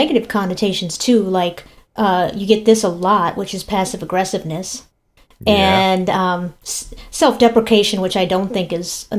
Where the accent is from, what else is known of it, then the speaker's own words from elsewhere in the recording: Minnesota, United States; I'm from Minnesota.